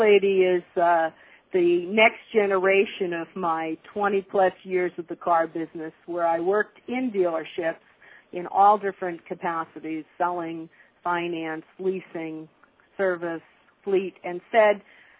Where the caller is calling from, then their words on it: Las Vegas, Nevada, United States; I'm calling you from Las Vegas, Nevada, and that's why it's still morning here and afternoon where you are, but it's a beautiful day in Las Vegas